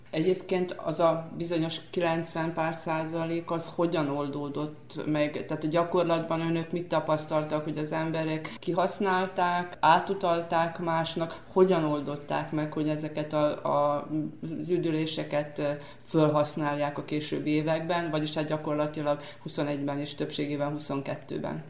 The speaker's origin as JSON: {"language": "Hungarian", "region": "Vojvodina", "country": "Serbia"}